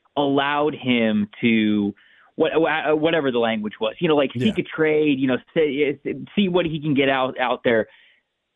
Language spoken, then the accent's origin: English; just south of Tampa, Florida, United States; I'm 32 years old, and I'm from Florida. I'm from just south of Tampa.